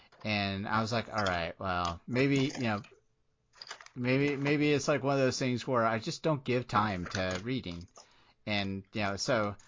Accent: Portsmouth, Virginia, United States; born there; I was born in Portsmouth, Virginia, which is right off the Navy base.

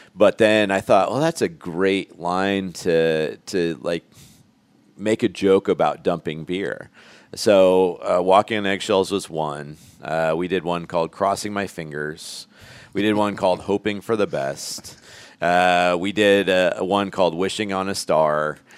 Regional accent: Elkhart, Indiana, United States; moved away as an adult; grew up in Elkhart. I went to Jimtown High School

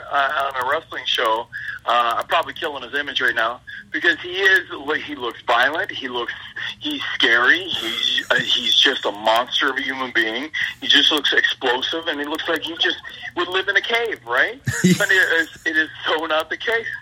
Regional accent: Nova Scotia, Canada; that's the East Coast where I'm from

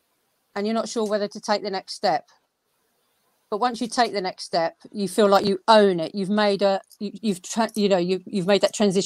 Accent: London, United Kingdom; now in Surrey, United Kingdom; I am from South London originally, live in Surrey now

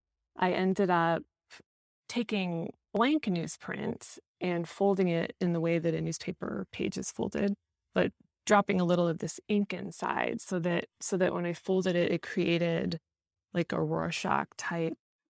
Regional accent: South Dakota, United States; my experience of the surroundings where I was raised in South Dakota. It's like the part of South Dakota where I grew up, it's like very flat and you have this like immense view of the night sky.

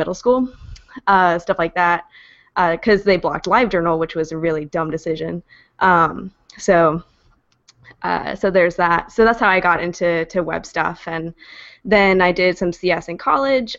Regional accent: Kentucky, United States; now in Philadelphia, United States; I'm actually originally from Kentucky

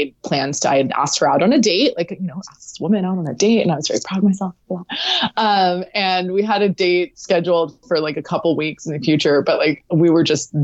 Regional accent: Southern California, United States; I grew up in Southern California

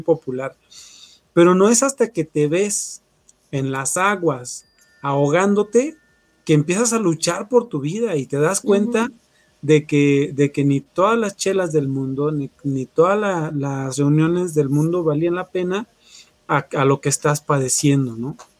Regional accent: Mexico; somos mexicanos

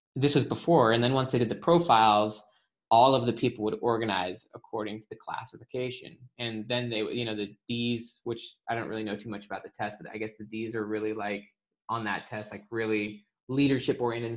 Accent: Salt Lake City, Utah, United States; moved away; Salt Lake City.

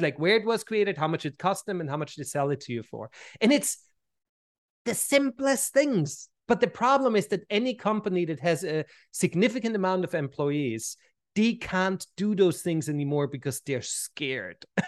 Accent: Vienna, Austria; moved away as an adult; also born or lived in Switzerland; now in United States; growing up in Vienna, looking back now, right, where, I mean, I've been in the States for, for, for two and a half decades now

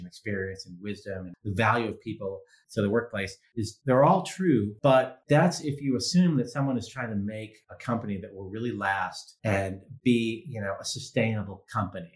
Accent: Massachusetts, United States; I grew up in Massachusetts

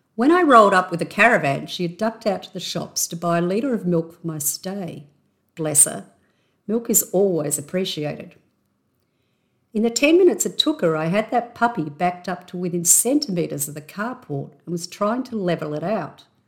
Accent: Australia; accent: Aussie; my intrinsically Aussie accent.

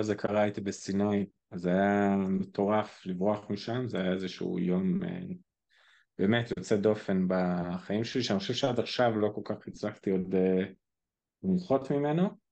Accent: Israel; אנחנו כישראלים

